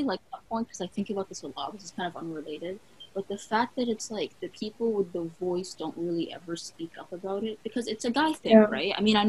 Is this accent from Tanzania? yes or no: no; Palestine; now in Vancouver, Canada; I'm Palestinian. I live in Vancouver, Canada.